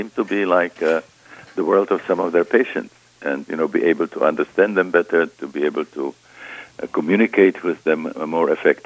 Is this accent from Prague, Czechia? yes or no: yes; Prague, Czechia; moved away as an adult; I was born in Prague, Czechoslovakia.